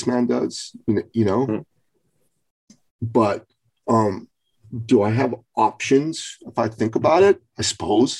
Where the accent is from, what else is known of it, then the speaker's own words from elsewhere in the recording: Iran; moved away; I'm from Iran